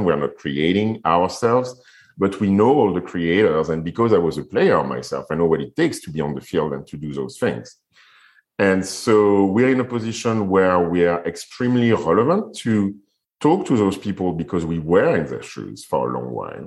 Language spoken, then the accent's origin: English; Paris, Île-de-France, France; moved away; also born or lived in Guadeloupe / Fiji; So I'm French and I was raised in Paris.